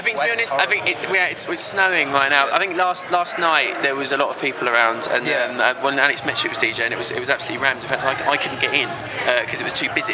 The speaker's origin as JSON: {"language": "English", "area": "Essex", "region": "East of England", "country": "United Kingdom", "tie": "born or raised there", "said": "growing up in Essex"}